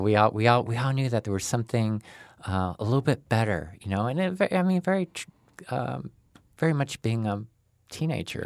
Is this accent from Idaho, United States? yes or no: yes; Boise, Idaho, United States; I grew up in Boise